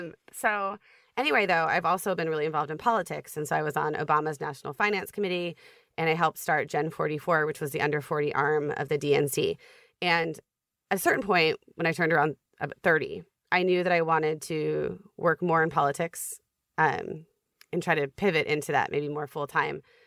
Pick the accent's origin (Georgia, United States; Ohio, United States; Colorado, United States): Ohio, United States; Columbus; moved away as an adult; also born or lived in Manhattan, New York / Brooklyn, New York / Minnesota; I grew up in Ohio